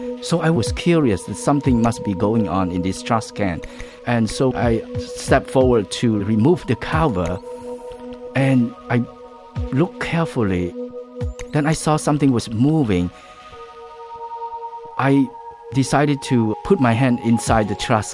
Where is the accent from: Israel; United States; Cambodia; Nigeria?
Cambodia; Kampong Speu; moved away; also born or lived in Phnom Penh, Cambodia; Where I grew up in Kampung Spu